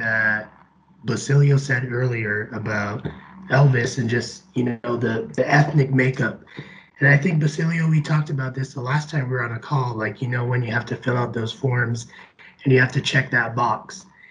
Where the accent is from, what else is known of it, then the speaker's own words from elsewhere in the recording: Barbados; And for me, I'm from Barbados in the Caribbean, so I'm neither African nor American.